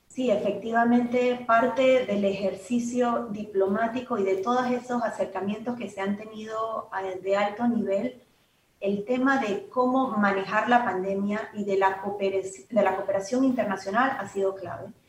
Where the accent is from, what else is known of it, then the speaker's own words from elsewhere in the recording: Panama; por todo lo que hemos vivido como panameños